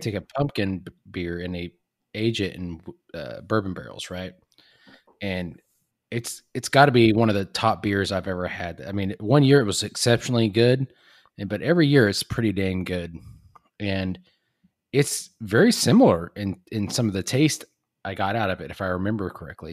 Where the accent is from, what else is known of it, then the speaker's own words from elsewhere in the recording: Texas, United States; I grew up in Texas